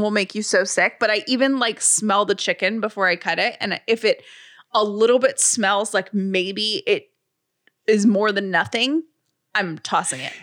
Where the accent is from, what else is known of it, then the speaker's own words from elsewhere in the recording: Atlanta, Georgia, United States; now in Sandy Springs, United States; I grew up in the city of Atlanta